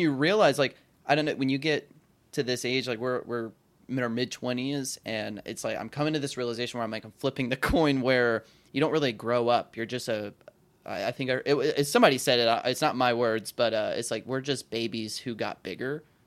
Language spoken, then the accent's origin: English; the South, United States; I was raised in the South, which is a huge honor code state